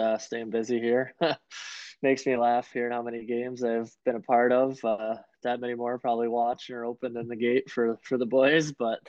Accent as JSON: {"language": "English", "town": "Bloomfield Township", "region": "Michigan", "country": "United States", "tie": "born or raised there", "said": "Yeah, I was really fortunate there. Lived out on a lake"}